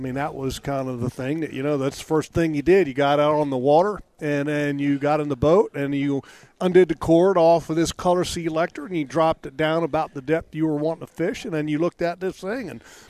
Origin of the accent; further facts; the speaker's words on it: Sterling, Virginia, United States; the community that I grew up in Sterling.